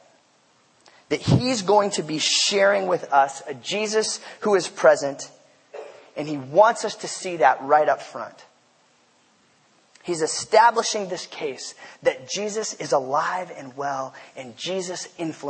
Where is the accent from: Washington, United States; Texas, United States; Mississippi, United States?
Washington, United States; Port Angeles; I grew up in Port Angeles, Washington